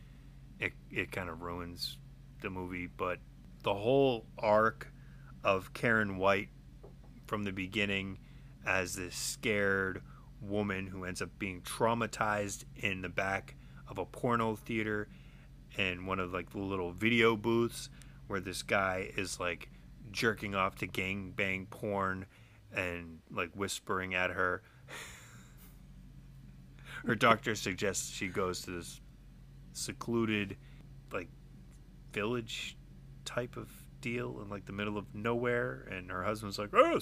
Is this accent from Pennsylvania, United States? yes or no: no; Framingham, Massachusetts, United States; Jeremy and I grew up in Framingham